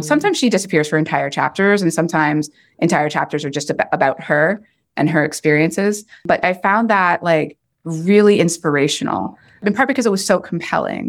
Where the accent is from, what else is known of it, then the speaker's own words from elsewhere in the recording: Oshawa, Ontario, Canada; moved away; also born or lived in Chicago / Ohio / Portland; growing up in Oshawa, Ontario in the nineteen eighties and nineties and just, like, being the only Black person in sight.